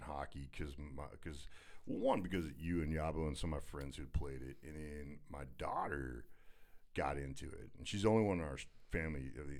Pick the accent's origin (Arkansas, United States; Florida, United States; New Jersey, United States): Arkansas, United States; Little Rock; now in Texas, United States; I was born in Arkansas